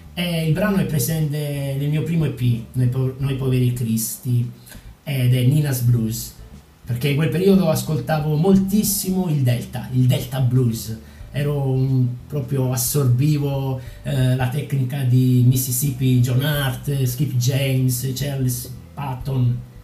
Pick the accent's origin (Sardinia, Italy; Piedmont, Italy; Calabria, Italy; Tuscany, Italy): Calabria, Italy; Villapiana; moved away as an adult; now in Padua, Italy; non vedevo l'ora di lasciare il mio paesino calabrese. Io sono di Villa Piana, che è un paesino sulla costa ionica